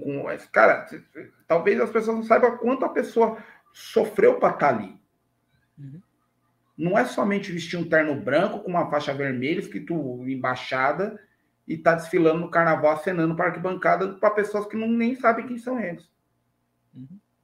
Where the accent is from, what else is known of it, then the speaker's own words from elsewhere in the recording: São Paulo, Brazil; quem nasce onde eu nasci, lá no Parque Peruche